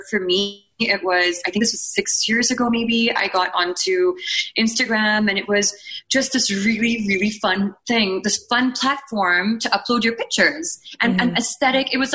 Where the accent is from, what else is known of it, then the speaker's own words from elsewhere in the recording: Bahrain; I remember this, like, growing up in Bahrain